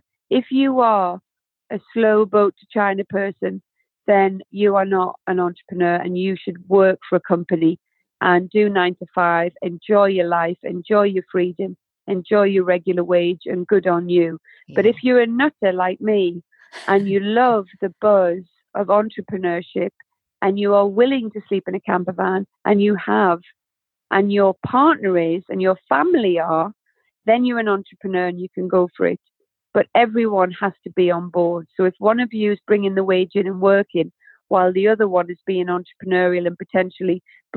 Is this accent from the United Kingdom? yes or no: yes; North East England, United Kingdom; They're from my hometown